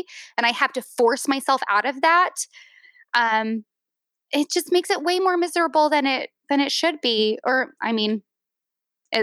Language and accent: English; Utah, United States; moved away; I'm from Utah